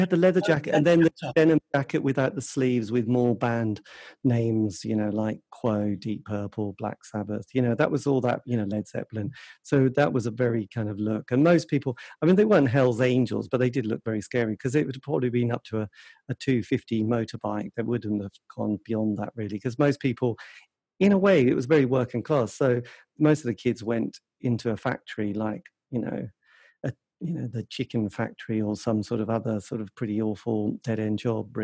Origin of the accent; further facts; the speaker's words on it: East Anglia, East of England, United Kingdom; I come from East Anglia